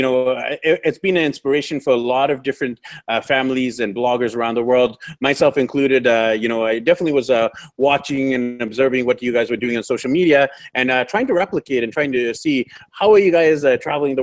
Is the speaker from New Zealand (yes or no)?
no; Canada; moved away; I'm from Canada